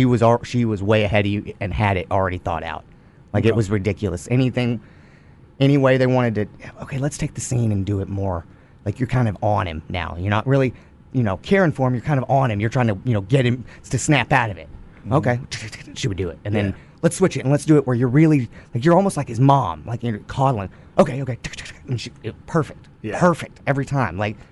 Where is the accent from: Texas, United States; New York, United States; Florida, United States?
Texas, United States; Goldthwaite; It's just, it's a small town in Texas.